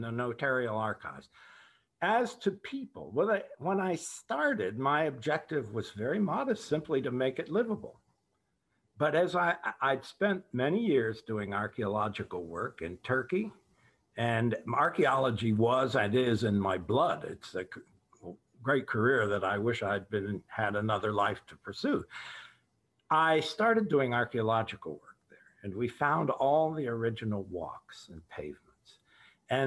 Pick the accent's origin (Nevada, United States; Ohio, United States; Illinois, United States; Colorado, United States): Ohio, United States; Cincinnati; when I was growing up in Cincinnati